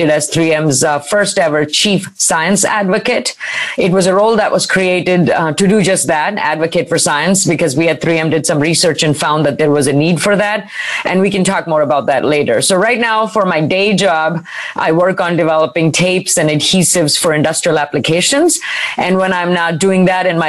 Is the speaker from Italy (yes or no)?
no; India; moved away as an adult; now in United States; I grew up in India, actually on the campus of a premier engineering institution.